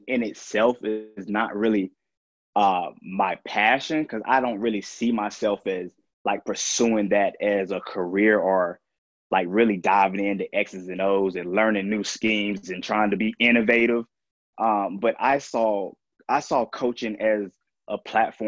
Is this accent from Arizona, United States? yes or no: no; Durham, North Carolina, United States; growing up in Durham